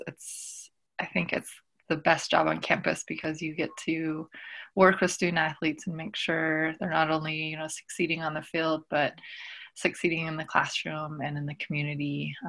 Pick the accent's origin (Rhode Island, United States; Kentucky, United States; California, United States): California, United States; Northern; I am a Choctaw woman from the Choctaw Nation of Oklahoma, but I did not grow up in my community. I grew up in Northern California. My grandparents came over from Oklahoma in the 40s. And so I was really raised near the Yurok and Maidu communities in Northern California.